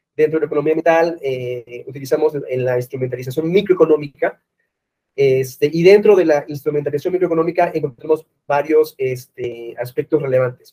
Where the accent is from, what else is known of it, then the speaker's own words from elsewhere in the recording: Peru; now in Mexico City, Mexico; Vivo acá en México, pero eh, soy de Perú